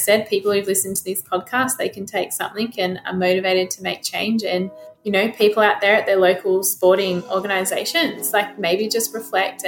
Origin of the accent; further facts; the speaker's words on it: Australia; as Australian athletes and as Australians as well